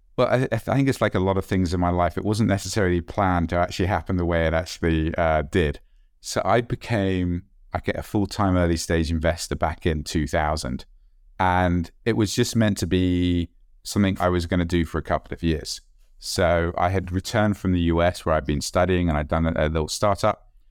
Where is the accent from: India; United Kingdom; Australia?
United Kingdom; being British